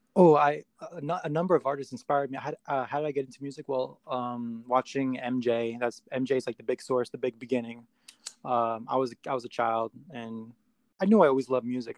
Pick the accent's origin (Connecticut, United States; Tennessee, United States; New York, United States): New York, United States; New York City; also born or lived in Queens / Poconos, Pennsylvania; I was born in the Bronx, and uh, I moved a lot. Um, so I was raised in different places, but primarily prim- primarily the Bronx